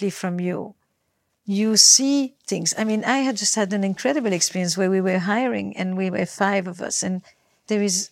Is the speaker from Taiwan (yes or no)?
no; Belgium; I come from Belgium